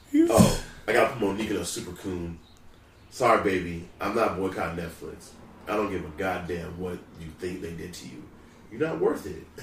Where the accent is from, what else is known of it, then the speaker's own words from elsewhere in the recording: Louisiana, United States; now in San Diego, United States; I'm from Louisiana.